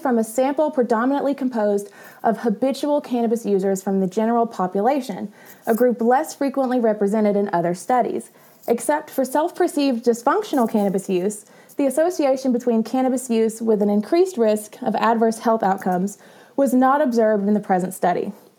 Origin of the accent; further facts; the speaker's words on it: the South, United States; I'm from the South. It's whatever I want.